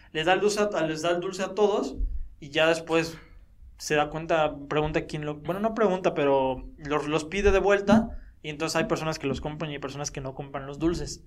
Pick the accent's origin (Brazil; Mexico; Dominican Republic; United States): Mexico